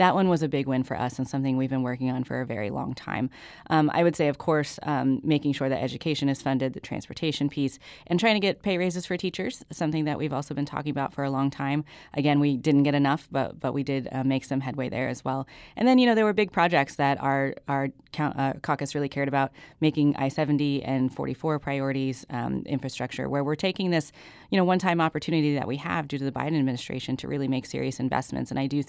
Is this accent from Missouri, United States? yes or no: yes; Missouri, United States; I grew up in Webster County, and we had a public library. It was very small, but it existed, and you could go to it. And that was a resource for kids like me who grew up in rural Missouri